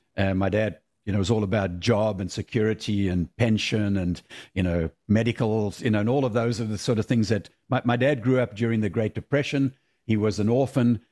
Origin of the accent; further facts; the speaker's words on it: South Africa; moved away as an adult; I grew up in South Africa